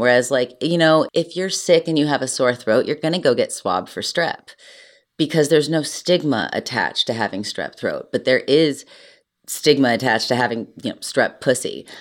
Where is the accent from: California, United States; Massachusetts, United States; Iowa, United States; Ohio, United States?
Ohio, United States; Cleveland; I'm from Cleveland